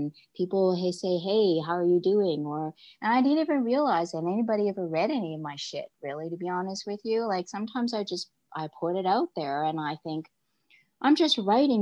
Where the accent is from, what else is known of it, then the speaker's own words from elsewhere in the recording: Canada; I'm Canadian